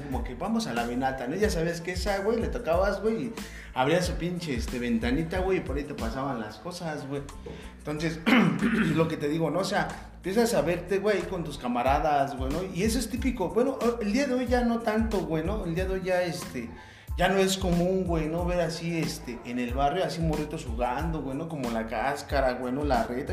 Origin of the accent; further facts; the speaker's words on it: Ecatepec, State of Mexico, Mexico; nací en la raza, este, pues ya toda mi vida, este. No toda mi vida he vivido aquí en Ecatepec